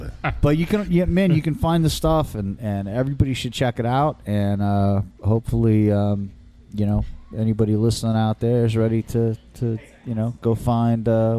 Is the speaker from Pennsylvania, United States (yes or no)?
no; California, United States; now in New Jersey, United States; I work in New York. I work in Manhattan. Live in Jersey, kid, you know, I'm like from California